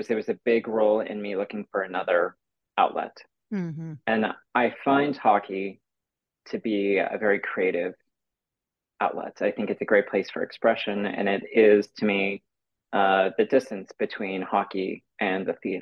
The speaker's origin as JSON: {"language": "English", "town": "Santa Rosa", "region": "California", "country": "United States", "tie": "born or raised there", "also_born_or_lived": "San Jose", "said": "I grew up in Santa Rosa, which is about an hour north of San Francisco, and then I moved for high school an hour south to San Jose"}